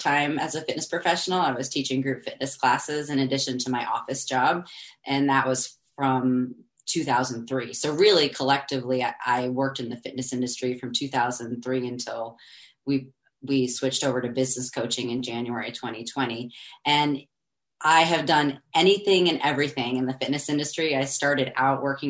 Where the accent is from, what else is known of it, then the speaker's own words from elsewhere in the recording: Boston, Massachusetts, United States; moved away as an adult; also born or lived in Washington, D.C.; I'm originally from Boston, which that's something that you and I bonded on immediately, which is awesome. We're both from Boston, Massachusetts